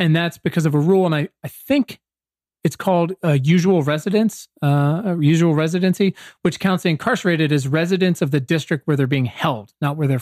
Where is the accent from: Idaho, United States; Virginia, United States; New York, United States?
Virginia, United States; Southeastern; I'm from Southeastern Virginia. My high school's 50% black